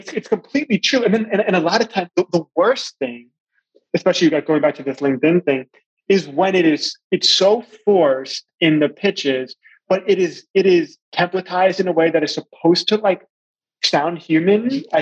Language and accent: English; Long Island, New York, United States; also born or lived in Shanghai, China / Johannesburg, South Africa / Washington, D.C.; now in Charleston, United States; I'm from Long Island, New York, but I've also lived and worked in around Shanghai, in China, in Johannesburg, South Africa, in Washington, D.C. for a while, and now we're in the Charleston area in South Carolina.